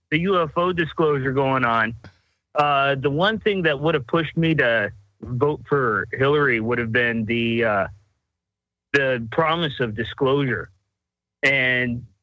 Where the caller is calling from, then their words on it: Seattle, Washington, United States; I'm calling from